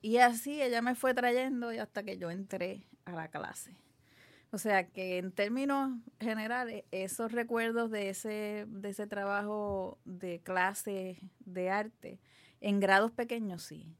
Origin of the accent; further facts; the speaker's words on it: Guaynabo, Puerto Rico; also born or lived in Santurce; nací en Santurce, pero me crié en Guaynabo casi toda, toda mi vida